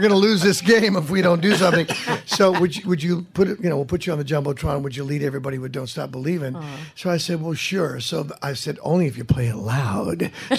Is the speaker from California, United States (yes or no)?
yes; Fresno, California, United States; moved away; I went back to my hometown and hung out with friends and rode my motorcycle on these country roads near the outskirts of Fresno, where I was born and raised.